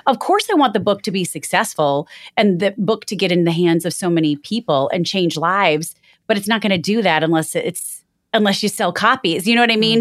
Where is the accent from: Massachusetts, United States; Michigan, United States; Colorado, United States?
Michigan, United States; moved away; growing up in Michigan, we would always write on the windshield with the snow